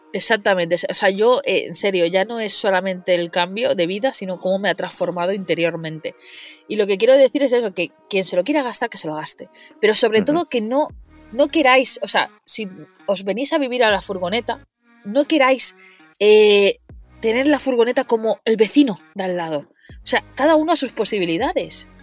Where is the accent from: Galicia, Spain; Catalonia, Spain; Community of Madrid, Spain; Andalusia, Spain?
Catalonia, Spain; Mataró; yo soy de Mataró